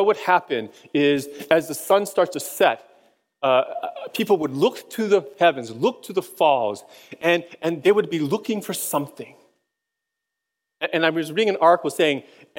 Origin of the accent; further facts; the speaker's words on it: Hawaii, United States; moved away as an adult; also born or lived in Boston; when I was a kid, I grew up in Hawaii